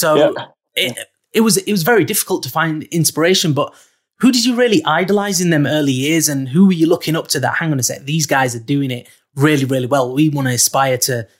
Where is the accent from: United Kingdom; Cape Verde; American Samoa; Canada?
United Kingdom; Bradford, Yorkshire and the Humber; So growing up in Bradford, there wasn't really much in the music scene within Bradford.